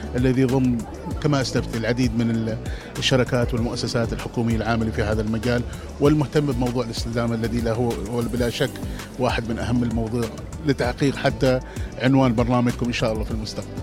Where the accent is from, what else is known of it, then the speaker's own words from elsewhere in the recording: Oman; احنا كعمانيين